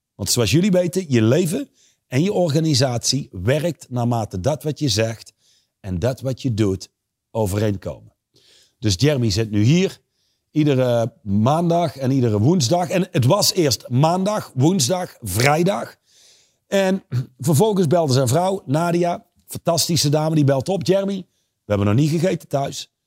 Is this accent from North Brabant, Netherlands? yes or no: yes; Reusel, North Brabant, Netherlands; Ik ben opgegroeid in Reuzel